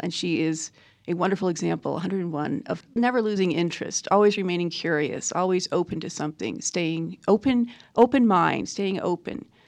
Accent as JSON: {"language": "English", "town": "New York City", "region": "New York", "country": "United States", "tie": "born or raised there", "also_born_or_lived": "Burlington, Vermont", "moved": "yes", "lives_now": "Rogue Valley, Oregon, United States", "said": "I grew up in New York City, between New York and Burlington, Vermont."}